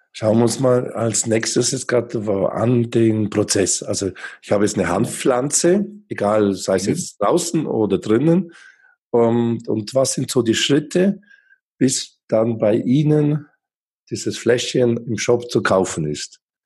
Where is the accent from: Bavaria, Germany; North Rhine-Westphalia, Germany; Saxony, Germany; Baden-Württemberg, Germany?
Bavaria, Germany; Allgäu; moved away as an adult; now in Switzerland; Ich bin selber auch auf dem Bauernhof im Allgäu aufgewachsen